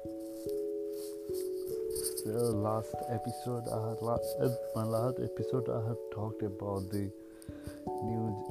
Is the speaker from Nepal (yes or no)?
yes; Nepal